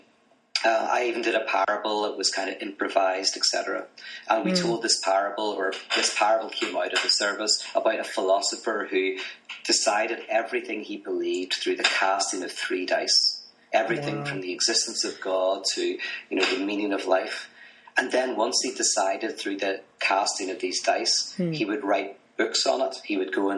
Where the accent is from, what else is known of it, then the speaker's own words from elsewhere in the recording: Belfast, Northern Ireland, United Kingdom; moved away as an adult; now in United States; I'm from Belfast, Northern Ireland originally, currently living in America